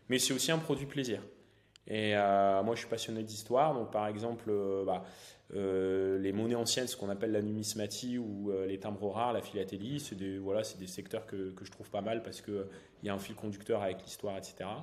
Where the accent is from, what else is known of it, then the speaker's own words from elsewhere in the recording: northern France, France; j'ai 32 ans. je suis originaire du nord de la France.